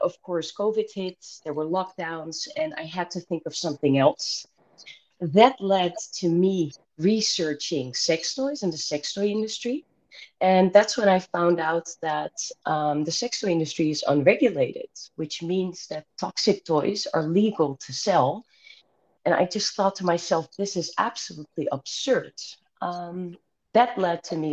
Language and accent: English; Rotterdam, South Holland, Netherlands; I'm from Rotterdam, the Netherlands